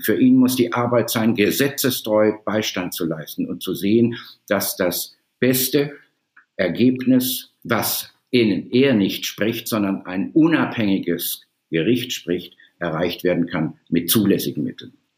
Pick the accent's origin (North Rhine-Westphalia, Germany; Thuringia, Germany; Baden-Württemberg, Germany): Baden-Württemberg, Germany; moved away as an adult; also born or lived in Sydney, Australia; now in Hamburg, Germany; nach Südbaden, wo ich herstamme